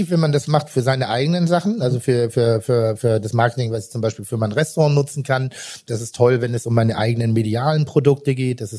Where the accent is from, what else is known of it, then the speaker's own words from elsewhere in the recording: Rellingen, Schleswig-Holstein, Germany; Also ich bin ja Jahrgang 71, mit 77 in die Schule gegangen. Das war noch nicht so allgegenwärtig. Und komme aber aus einem kleinen Vorort von Pinneberg. Äh, äh, Relling heißt